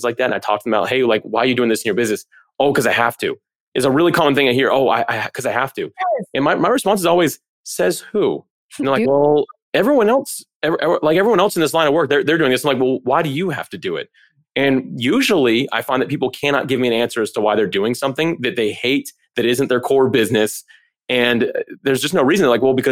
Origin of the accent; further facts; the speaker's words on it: Florida, United States; I grew up in Florida. The whole thing's a swamp.